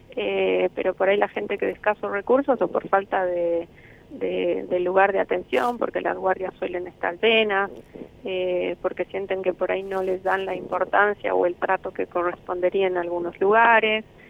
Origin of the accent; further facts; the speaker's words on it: Bolivia; moved away as an adult; now in Argentina; yo soy de Bolivia, 10 años estoy ya en la Argentina